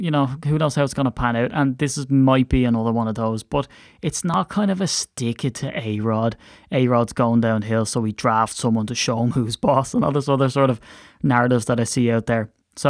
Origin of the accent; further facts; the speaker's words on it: Ireland; And as an Irishman, I have to watch my THs.